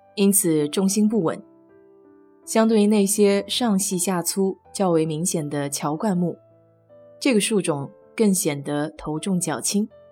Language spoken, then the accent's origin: Chinese; Nanjing, Jiangsu, China; moved away as an adult; now in Houston, United States; 小时候在南大的校园里见过